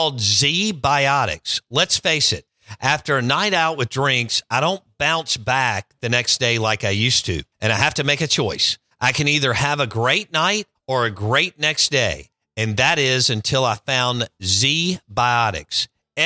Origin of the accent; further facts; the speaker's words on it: Jackson, Mississippi, United States; I grew up in Northeast Jackson